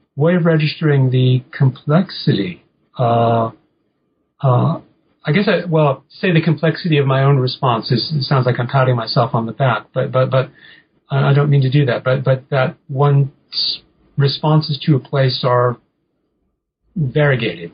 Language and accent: English; New England, United States; I'm an American. I'm a fairly provincial American. I didn't grow up traveling very much. Um, I grew up in New England